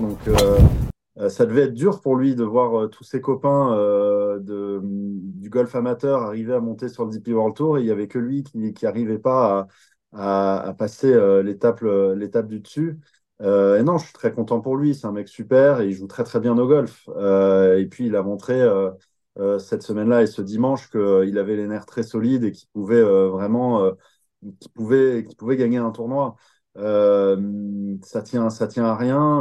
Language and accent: French; France; on est plein de Français